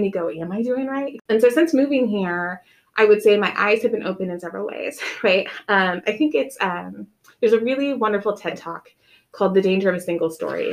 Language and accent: English; Nebraska, United States; moved away as an adult; now in Macon, United States; I was born and raised in Nebraska. We did not move around